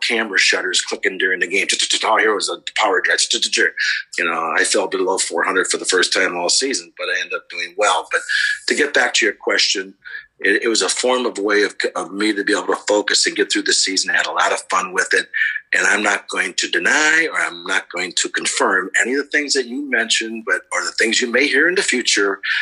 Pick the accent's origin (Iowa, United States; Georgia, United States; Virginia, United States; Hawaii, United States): Iowa, United States; Dubuque; moved away as an adult; also born or lived in Lewis University, Illinois; growing up in Dubuque were the families and the friends were so together in the communities.